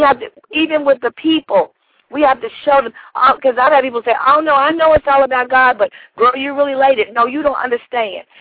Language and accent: English; Shelbyville, Kentucky, United States; I am from Shelbyville, Kentucky